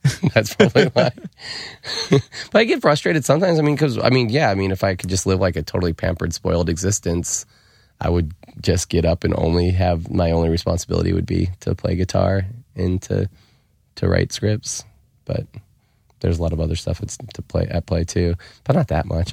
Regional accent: United States; I grew up in America

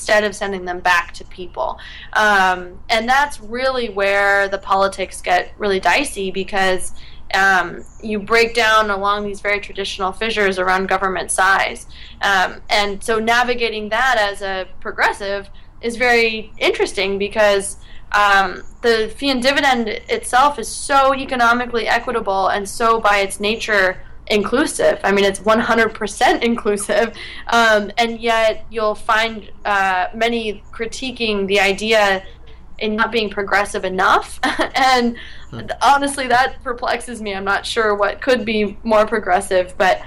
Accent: Oregon, United States; moved away; I was still in my home state of Oregon

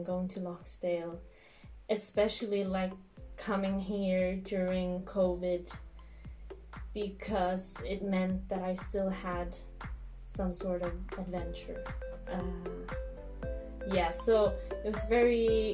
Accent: Helsingborg, Skåne, Sweden; moved away; I grew up in a small village outside of Helsingborg

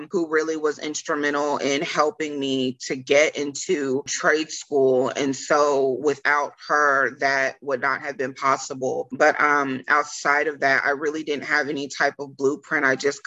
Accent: Killeen, Texas, United States; I'm from Killeen, Fort Hood, Central Texas area

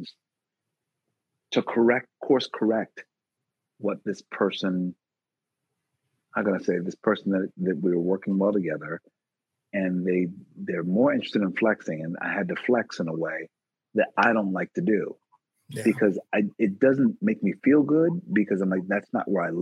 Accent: Philadelphia, Pennsylvania, United States; I'm from West Philly in particular. born and raised

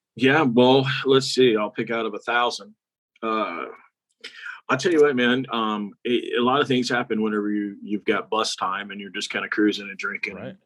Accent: Texas, United States; We're from Texas.

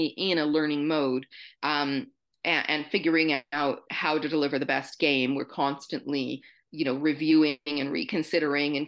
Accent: Canada; Being Canadian, we're maybe a little more comfortable in French

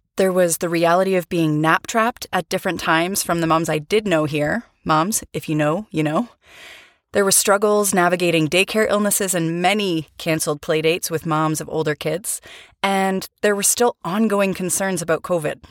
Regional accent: Canada; moved away as an adult; also born or lived in Vancouver, Canada; now in Europe; I'm a Canadian educator, writer

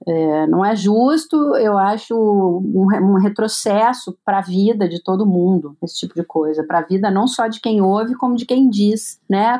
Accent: Brazil; eu que sou brasileira

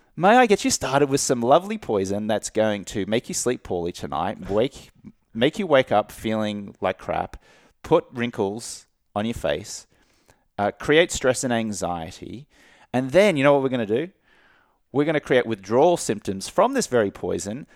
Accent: Brisbane, Queensland, Australia; moved away; I grew up in Australia, like we were just, just talking about, where drinking is so part of the culture.

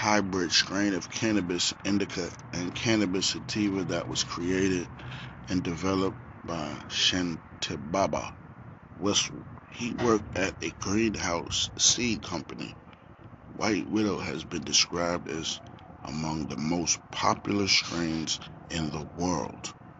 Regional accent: Staten Island, New York, United States; Yeah, I was born and raised in Staten Island, you know what I mean?

